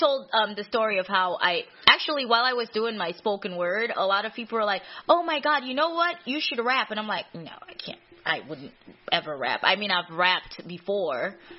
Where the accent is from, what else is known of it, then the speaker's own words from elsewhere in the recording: New York City, New York, United States; also born or lived in Caribbean; now in Buffalo, United States; I grew up in Queens, Jamaica Hills.